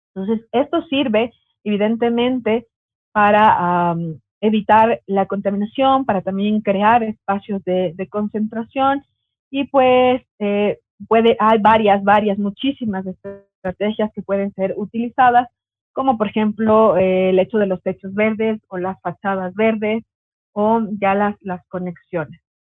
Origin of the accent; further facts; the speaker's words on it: Quito, Pichincha, Ecuador; also born or lived in Ambato; soy de Quito porque me habían puesto ahí en el, en el Facebook que soy ambateña, pero soy de Quito